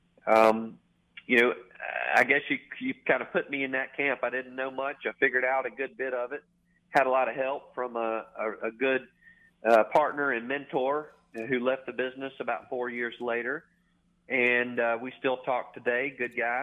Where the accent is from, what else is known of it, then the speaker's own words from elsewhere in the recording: Bay Springs, Mississippi, United States; moved away as an adult; now in Memphis, United States; I grew up the son of a Goodyear tire dealer, Wayne's Tire Center, Bay Springs, Mississippi.